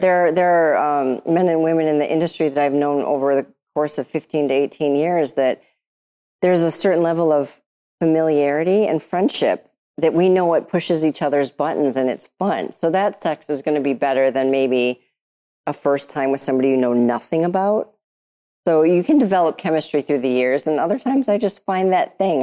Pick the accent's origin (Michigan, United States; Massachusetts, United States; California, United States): Michigan, United States; Detroit; I'm from Detroit.